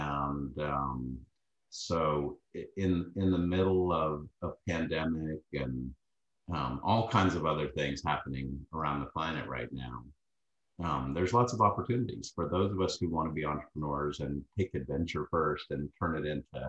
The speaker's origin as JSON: {"language": "English", "region": "Texas", "country": "United States", "said": "from Texas."}